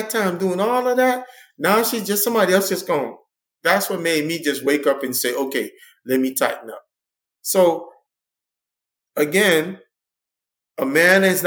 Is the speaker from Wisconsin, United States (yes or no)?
no; Miami, Florida, United States; grew up in Liberty City. I grew up on a rough and tough side